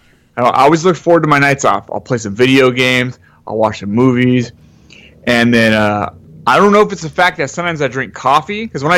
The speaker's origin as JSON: {"language": "English", "town": "San Jose", "region": "California", "country": "United States", "tie": "born or raised there", "said": "I grew up in San Jose, Santa Clara."}